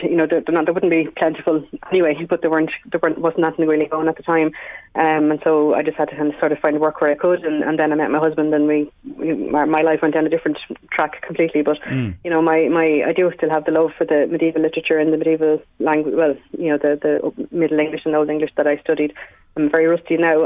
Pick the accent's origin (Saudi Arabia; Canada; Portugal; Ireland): Ireland; Wexford, Leinster; moved away as an adult; now in County Meath, Ireland; I'm a Wexford woman, uh, born and reared.